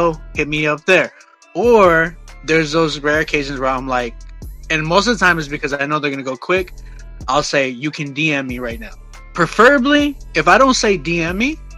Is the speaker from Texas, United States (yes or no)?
yes; San Antonio, Texas, United States; moved away as an adult; now in Oklahoma, United States; I'm from San Antonio